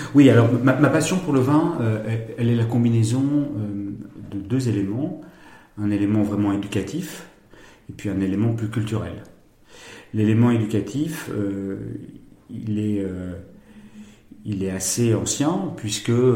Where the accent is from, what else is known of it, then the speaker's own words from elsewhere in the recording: Bordeaux, Nouvelle-Aquitaine, France; je suis né à Bordeaux, ville où j'ai grandi